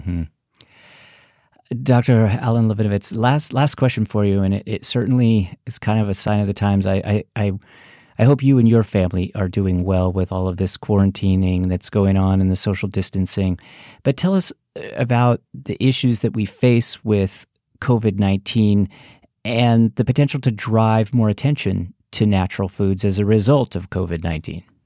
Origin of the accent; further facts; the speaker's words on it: San Francisco, California, United States; moved away; I'm originally from San Francisco